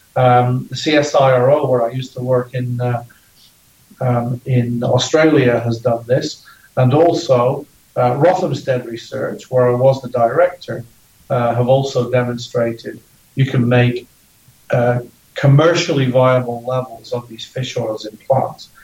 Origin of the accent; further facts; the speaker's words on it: Ireland; I'm Irish.